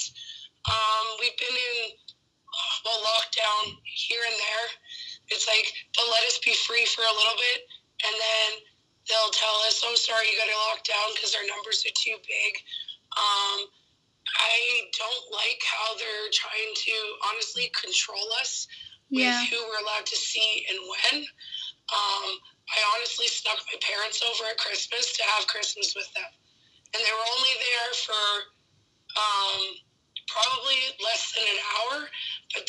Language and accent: English; New Brunswick, Canada; now in Alberta, Canada; I was actually born on the other side of Canada, in New Brunswick, on the Maritime Coast, and I'm currently living in the western part of Canada right now